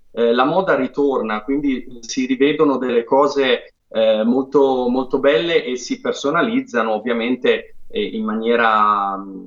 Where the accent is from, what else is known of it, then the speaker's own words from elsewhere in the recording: Apulia, Italy; io come Bianca Guacero sono pugliese